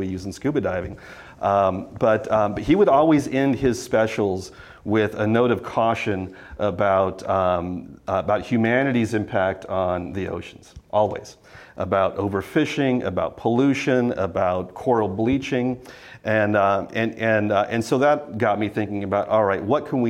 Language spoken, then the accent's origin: English; San Diego, California, United States; I grew up in San Diego